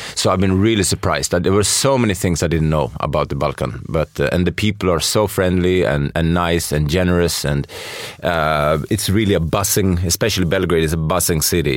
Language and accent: English; Sweden; I'm from Sweden